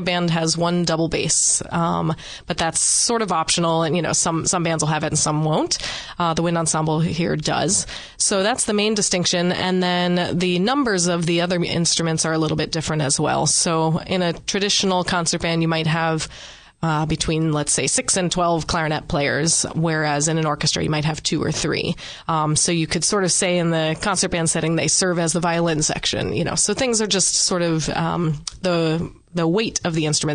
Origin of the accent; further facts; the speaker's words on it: Northern Virginia, United States; moved away as an adult; now in Delaware, United States; we're from the Northern Virginia, D.C. suburbs